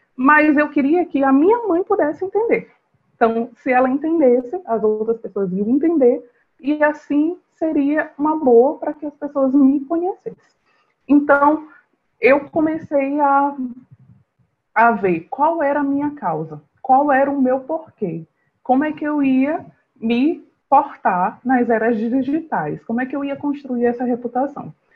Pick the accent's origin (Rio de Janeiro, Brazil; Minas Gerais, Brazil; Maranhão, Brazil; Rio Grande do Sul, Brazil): Maranhão, Brazil; São Luís; eu sou de São Luís do Maranhão